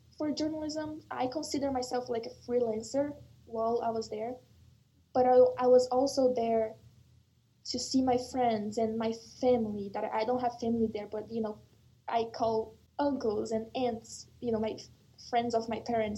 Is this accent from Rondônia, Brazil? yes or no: yes; Rondônia, Brazil; now in United States; I'm like, Brazil, but like not Rio, not São Paulo, the Northwest, the rainforest